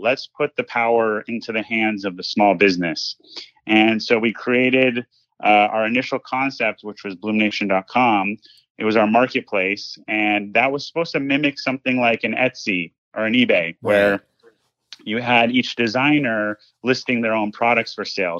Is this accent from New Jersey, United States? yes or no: no; Los Angeles, California, United States; I grew up in Los Angeles, California.